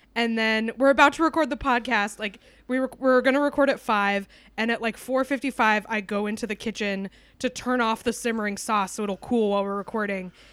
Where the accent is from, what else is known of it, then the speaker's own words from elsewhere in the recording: New Hampshire, United States; also born or lived in Texas; I am truly a New Englander